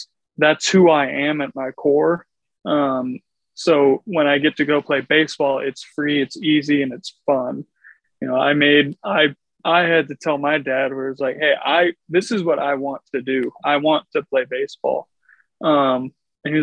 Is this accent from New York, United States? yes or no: no; Mount Vernon, Iowa, United States; also born or lived in Milwaukee / Chicago / St. Louis; Yeah, so initially I'm from Eastern Iowa, Mount Vernon, just outside of Cedar Rapids. I grew up kind of all over, though.